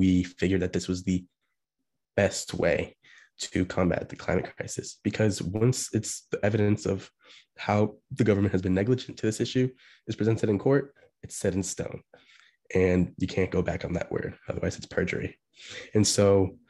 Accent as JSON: {"language": "English", "town": "Beaverton", "region": "Oregon", "country": "United States", "moved": "as an adult", "lives_now": "Washington, D.C., United States", "said": "I'm from Portland, Oregon, or more specifically Beaverton, Oregon"}